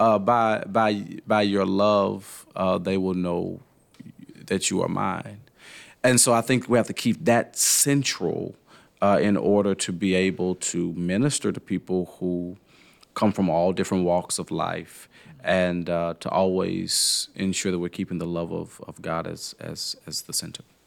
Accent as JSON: {"language": "English", "town": "Nashville", "region": "Tennessee", "country": "United States", "tie": "born or raised there", "moved": "yes", "lives_now": "Louisville, United States", "said": "I grew up in Nashville"}